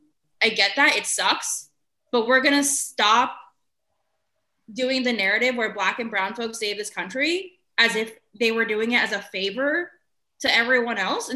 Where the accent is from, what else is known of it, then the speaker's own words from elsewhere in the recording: Pennsylvania, United States; now in New York, United States; I'm from Pennsylvania originally